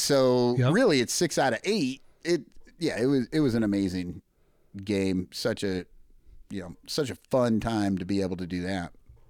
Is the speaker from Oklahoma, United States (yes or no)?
no; LeClaire, Iowa, United States; moved away; Yeah, I grew up in Eastern Iowa, right across the street in LeClaire. So just north of the Quad Cities and right across the street from the Mississippi.